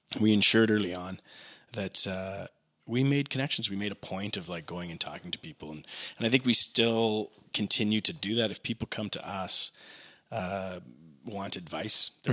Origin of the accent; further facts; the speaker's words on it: Regina, Saskatchewan, Canada; now in Calgary, Canada; I'm from Regina originally.